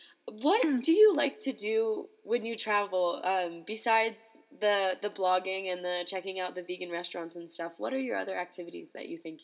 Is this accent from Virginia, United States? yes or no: no; Ohio, United States; moved away; also born or lived in North Carolina; Where I grew up in Ohio, I didn't even know another vegan to begin